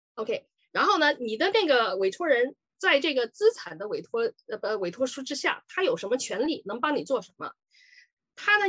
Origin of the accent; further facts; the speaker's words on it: Sichuan, China; moved away as an adult; also born or lived in Chongqing; now in Ontario, Canada; 我是四川人。呃，以前呢是八九年到加拿大，已经三十几年了吧